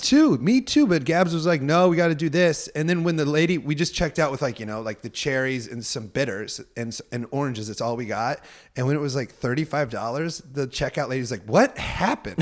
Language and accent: English; Midwest, United States; we grew up in the Midwest